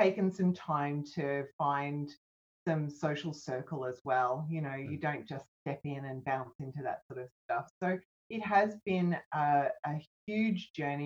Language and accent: English; Bankstown, New South Wales, Australia; I was born in Bankstown